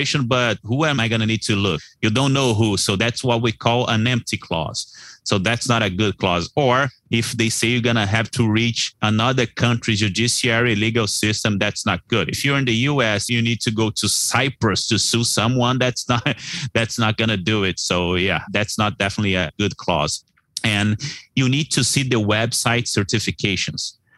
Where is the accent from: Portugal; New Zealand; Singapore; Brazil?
Brazil; Reais is our currency here in Brazil.